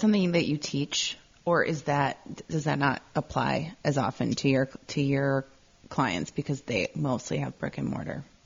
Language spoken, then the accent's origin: English; Midwest, United States; growing up in the Midwest